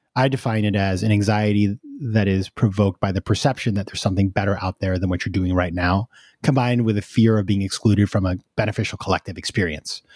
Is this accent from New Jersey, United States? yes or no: no; New York, United States; I'm a New Yorker, right? We're all insane over here.